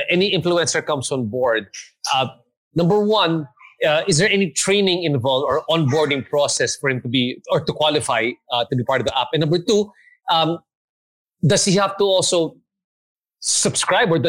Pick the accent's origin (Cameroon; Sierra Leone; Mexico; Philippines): Philippines; no, actually, I'm, I'm Korean and I was born and raised in the Philippines.